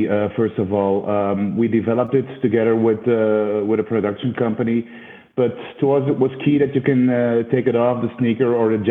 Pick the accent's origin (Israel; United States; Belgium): Belgium; I'm from Belgium.